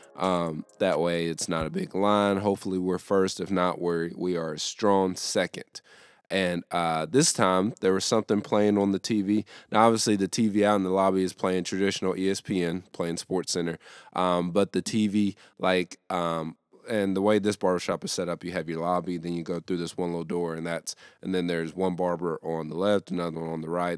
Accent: the South, United States; here in the South

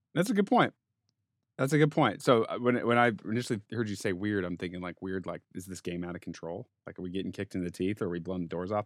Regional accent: Denver, Colorado, United States; growing up in Denver, playing sports

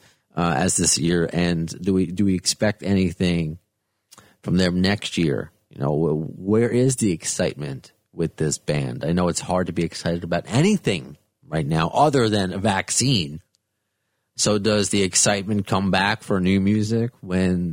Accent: Baldwin, New York, United States; being from New York and growing up on Long Island

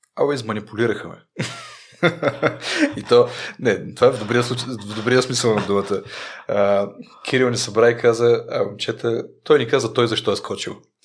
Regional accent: Rhodope Mountains, Bulgaria; съм от Родопите

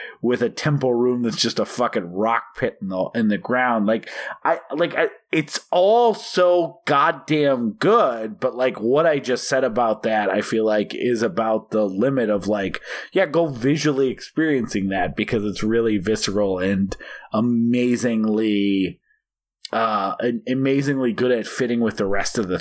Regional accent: Oregon, United States; I was born in Oregon

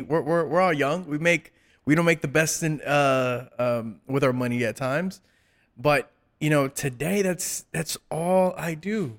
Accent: South Gate, California, United States; I grew up in Southgate.

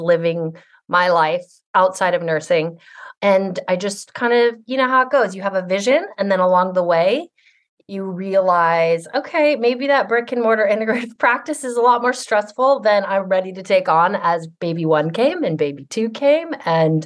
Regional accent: Seattle, Washington, United States; also born or lived in Hawaii; I grew up in Capitol Hill, Seattle

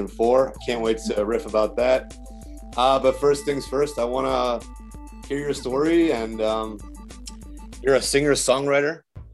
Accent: Delaware, United States; hailing from my home state of Delaware

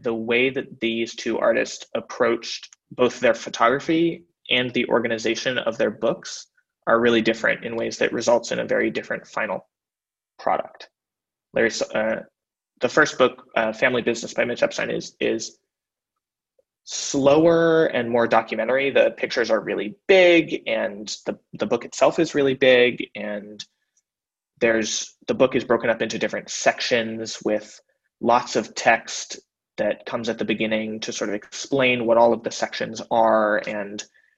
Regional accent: Berkeley, California, United States; I am originally from Berkeley, California

